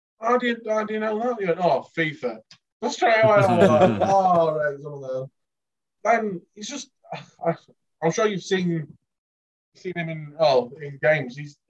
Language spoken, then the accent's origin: English; England, United Kingdom; I think I'm worth £10 million because I'm English.